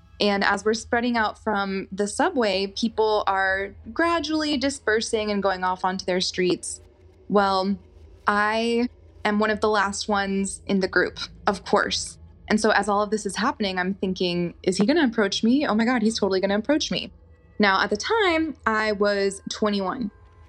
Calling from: Austin, Texas, United States; I am from Austin, Texas.

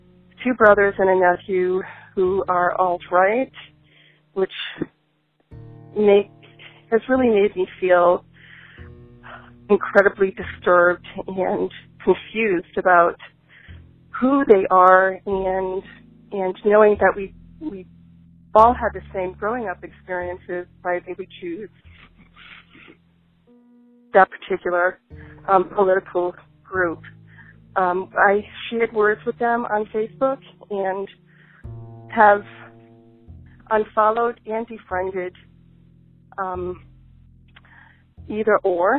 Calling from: Massachusetts, United States; Hello, I'm calling from Massachusetts

